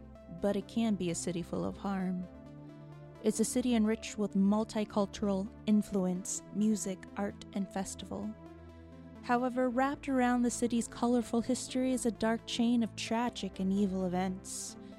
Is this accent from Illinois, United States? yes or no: no; New Orleans, Louisiana, United States; moved away; I'm originally from New Orleans, and yeah, you hear me how I'm pronouncing it, New Orleans